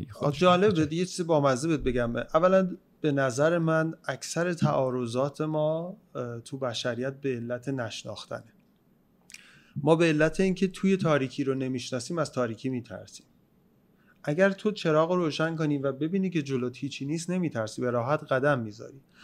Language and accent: Persian; Iran